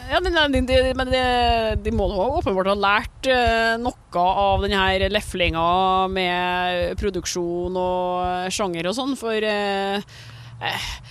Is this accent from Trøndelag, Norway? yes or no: yes; Trøndelag, Norway; vi trønderne